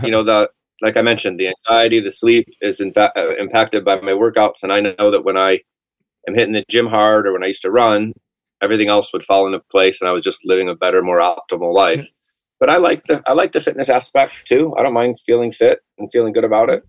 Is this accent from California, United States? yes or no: no; Atlanta, Georgia, United States; I'm from Atlanta